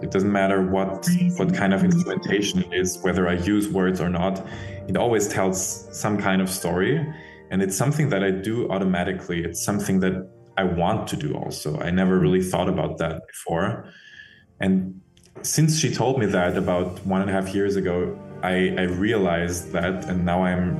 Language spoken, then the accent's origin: English; Vienna, Austria; From Vienna.